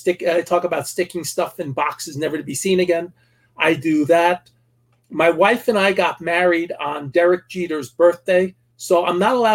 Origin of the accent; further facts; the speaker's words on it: Saddle Brook, New Jersey, United States; There was one major league player from my hometown named Joe Cunningham. He's the only major leaguer from Saddlebrook, New Jersey.